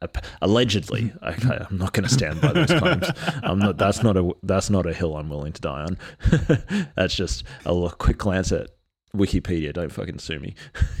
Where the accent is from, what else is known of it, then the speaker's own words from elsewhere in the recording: Australia; okay, so I'm Australian Aboriginal, and some of my experiences growing up were like low-tech experiences.